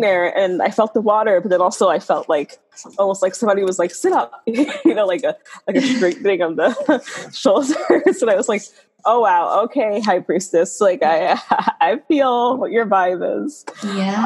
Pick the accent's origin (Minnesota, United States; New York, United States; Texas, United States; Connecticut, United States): New York, United States; New York City; I grew up in the South Bronx